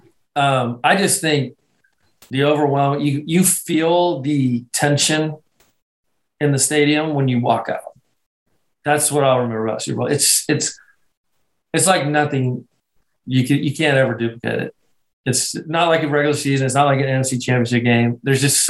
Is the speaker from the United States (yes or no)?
no; Scotland, United Kingdom; moved away; I'm Scottish